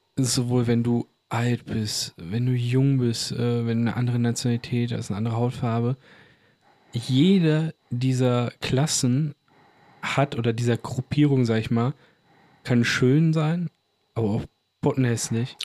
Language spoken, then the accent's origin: German; Bochum, North Rhine-Westphalia, Germany; wir kommen ja auch aus Bochum